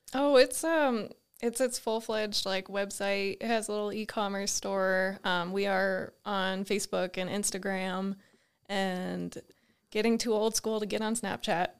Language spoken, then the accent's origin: English; the Adirondacks, Northern New York, United States; moved away as an adult; also born or lived in Binghamton, New York; now in Butte, United States; where we grew up in the Adirondacks, it was so rural